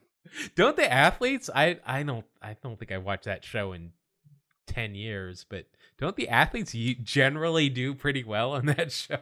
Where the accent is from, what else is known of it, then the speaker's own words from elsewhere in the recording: Salt Lake City, Utah, United States; growing up in Salt Lake City